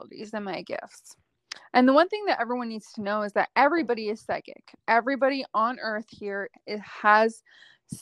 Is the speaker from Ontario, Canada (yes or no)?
yes; Ottawa, Ontario, Canada; I grew up in Ottawa